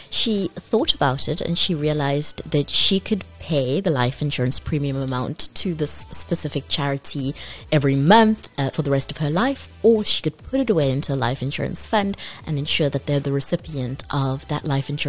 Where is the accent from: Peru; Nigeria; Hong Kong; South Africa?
South Africa; but in the spirit of being South African, we all have the communities and villages around us that we rely on.